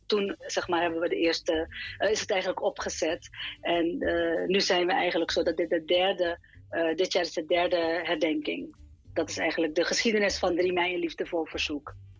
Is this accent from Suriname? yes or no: yes; Suriname; ik zie mezelf als Surinamer. Hè? Dus ik ben in eerste instantie Surinamer.